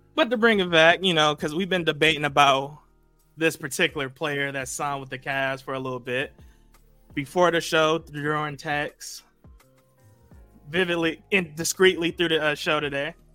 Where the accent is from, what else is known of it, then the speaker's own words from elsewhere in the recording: Cleveland, Ohio, United States; I'm from Cleveland